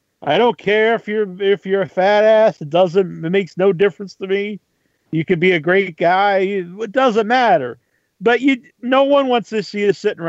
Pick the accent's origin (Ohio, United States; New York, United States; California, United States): Ohio, United States; Like, I'm from Ohio.